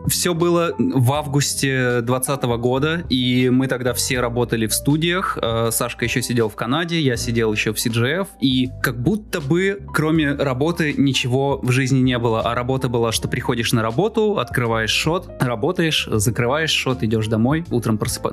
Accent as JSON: {"language": "Russian", "town": "Izhevsk", "region": "Udmurtia", "country": "Russia", "moved": "yes", "said": "я из Ижевска давно переехал"}